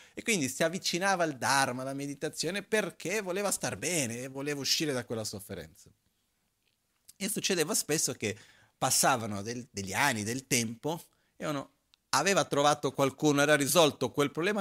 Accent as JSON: {"language": "Italian", "country": "Brazil", "tie": "born or raised there", "moved": "yes", "lives_now": "Italy", "said": "la mia infanzia in Brasile, quando ero piccolino"}